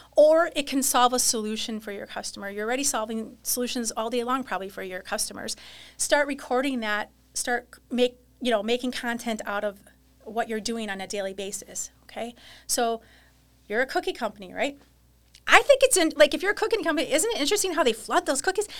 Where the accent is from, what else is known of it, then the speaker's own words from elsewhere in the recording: New Holstein, Wisconsin, United States; New Holstein, Wisconsin